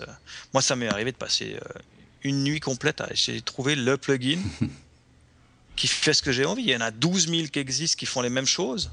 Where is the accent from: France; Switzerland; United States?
Switzerland; en tant que Suisse